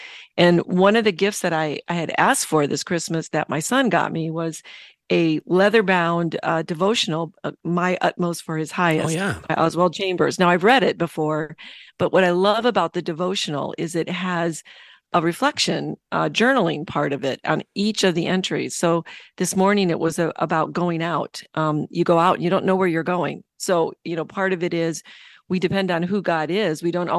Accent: Michigan, United States; Yeah, Chicago, Michigan. I grew up in Michigan.

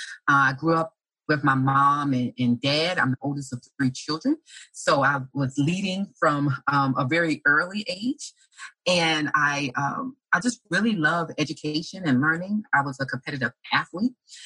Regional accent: Orangeburg, South Carolina, United States; moved away; I was born in South Carolina, raised in a small town of Orangeburg, which is about 45 minutes south of the state capital of Columbia.

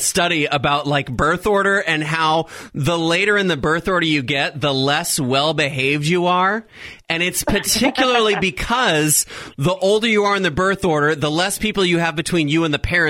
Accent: Dallas, Texas, United States; I'm from the Dallas area.

